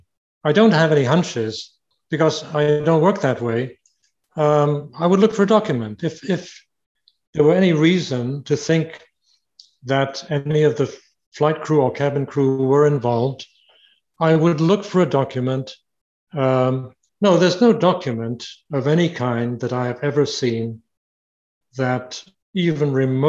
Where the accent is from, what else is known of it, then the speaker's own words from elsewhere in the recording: United Kingdom; moved away; also born or lived in Canada; I'm Canadian by myself, by the way. I have Canadian citizenship. I was born in Britain, but I have Canadian citizenship.